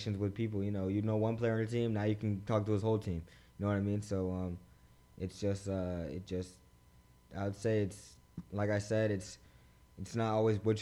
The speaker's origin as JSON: {"language": "English", "country": "Bahamas", "said": "I'm from the Bahamas"}